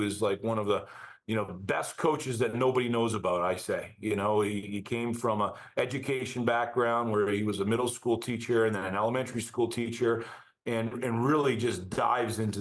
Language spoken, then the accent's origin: English; Burnaby, British Columbia, Canada; now in Denver, United States; growing up in Burnaby, British Columbia